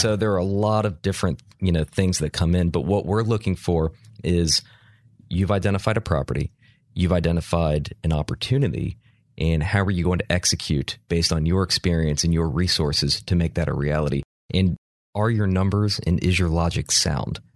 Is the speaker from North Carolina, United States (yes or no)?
yes; Charlotte, North Carolina, United States; I'm from Charlotte